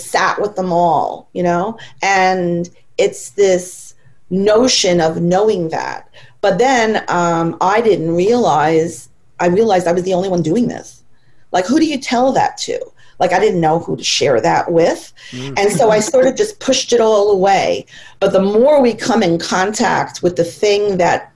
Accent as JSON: {"language": "English", "region": "New York", "country": "United States", "tie": "born or raised there", "said": "I've lived in New York my entire life"}